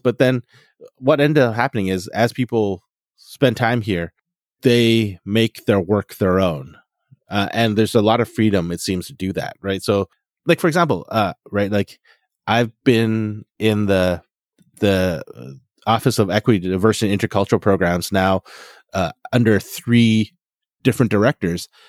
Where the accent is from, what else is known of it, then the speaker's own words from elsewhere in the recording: Fort McMurray, Alberta, Canada; I grew up in Fort McMurray, Alberta